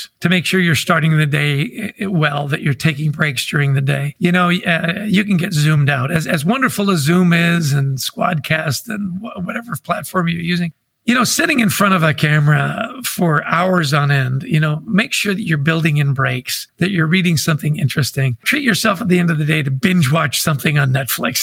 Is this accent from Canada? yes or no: yes; Vancouver, British Columbia, Canada; I grew up in Vancouver, British Columbia.